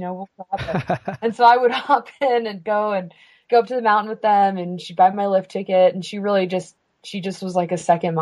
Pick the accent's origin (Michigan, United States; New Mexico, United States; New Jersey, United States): New Mexico, United States; Santa Fe; I was born in Santa Fe, New Mexico. I'm a fifth generation New Mexican.